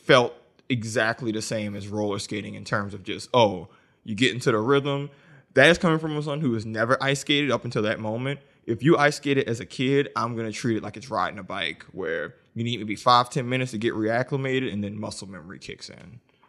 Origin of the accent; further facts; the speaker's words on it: the South, United States; So I didn't grow up ice skating because I grew up in the South and we didn't have ice or snow.